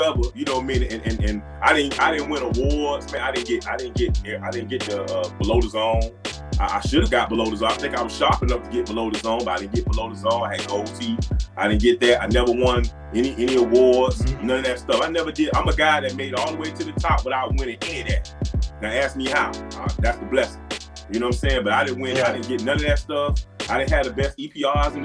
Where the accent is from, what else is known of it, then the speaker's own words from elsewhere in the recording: Miami, Florida, United States; moved away as an adult; I'm from Miami-Dade County. You know, I grew up in the streets.